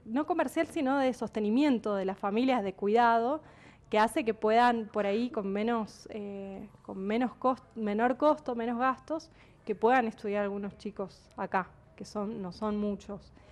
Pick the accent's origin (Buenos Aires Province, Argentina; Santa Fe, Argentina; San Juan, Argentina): San Juan, Argentina; yo soy de San Juan y cuando estudié en la primaria, en los años 90